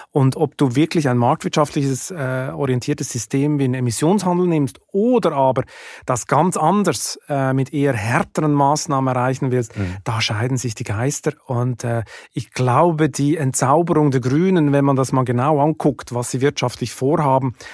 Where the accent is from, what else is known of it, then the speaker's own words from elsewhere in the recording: Hamburg, Germany; born there; German is a second language; ich bin in Hamburg geboren und ich habe eine deutsche Mutter, äh, vier deutsche Verwandte und ich bin mit dem deutschen Spirit aufgewachsen, zumindest im Sommerurlaub bei Oma.